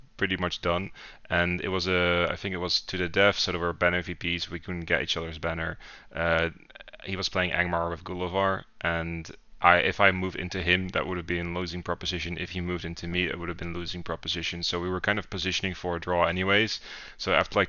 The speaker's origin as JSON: {"language": "English", "country": "Netherlands", "said": "I'm from the Netherlands, from Lowlands Wargaming."}